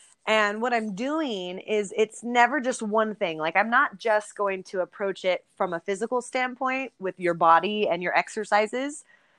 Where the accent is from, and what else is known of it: California, United States; born or raised there